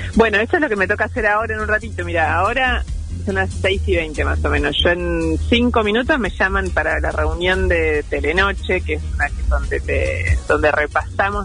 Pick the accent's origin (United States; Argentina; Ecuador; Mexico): Argentina; Rosario, Santa Fe; moved away as an adult; now in Buenos Aires, Argentina; llegué a Buenos Aires, yo soy de Rosario